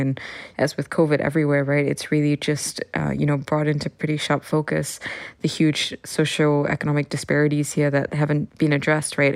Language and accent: English; Singapore; now in Hong Kong; I am from Singapore